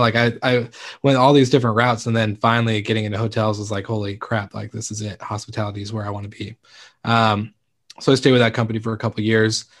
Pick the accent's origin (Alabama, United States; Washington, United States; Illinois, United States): Washington, United States; Stanwood; it's actually my hometown. It's Kameno Island, um, and it's Stanwood